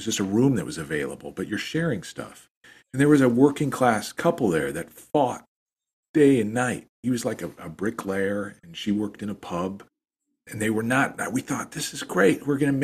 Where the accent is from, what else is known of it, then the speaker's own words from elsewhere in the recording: United States; we're American